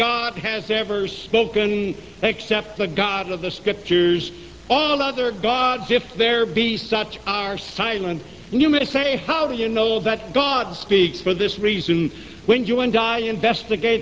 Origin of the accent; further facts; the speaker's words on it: United States; as an American and as a Christian